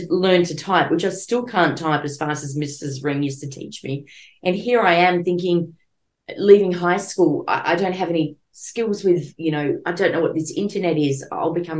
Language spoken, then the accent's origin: English; Melbourne, Victoria, Australia; I'm from Melbourne originally, but now I'm sort of living out of Melbourne.